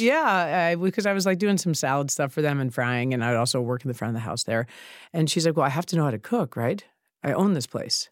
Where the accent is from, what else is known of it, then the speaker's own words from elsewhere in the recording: New York City, New York, United States; also born or lived in Chicago; I grew up in Sheepshead Bay